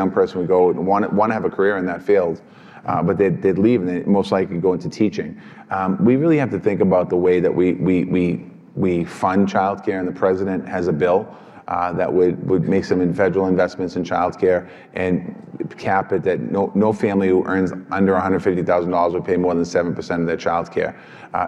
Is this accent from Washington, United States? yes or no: no; Boston, Massachusetts, United States; I come from Boston, so the teachers get paid well